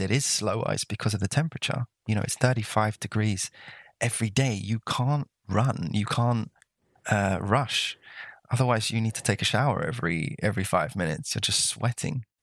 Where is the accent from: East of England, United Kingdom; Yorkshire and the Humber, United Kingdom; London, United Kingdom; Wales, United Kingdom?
London, United Kingdom; moved away as an adult; also born or lived in Costa Rica; now in Brittany, France; I grew up in London I really don't know what it's like outside of London